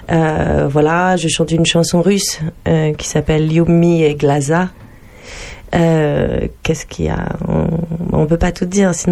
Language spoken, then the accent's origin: French; Amiens, Hauts-de-France, France; moi, je suis originaire d'Amiens.